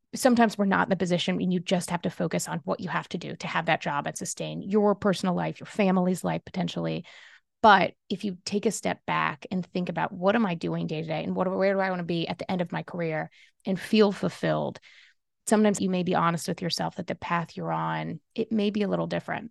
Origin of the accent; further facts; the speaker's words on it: Kentucky, United States; I grew up in Kentucky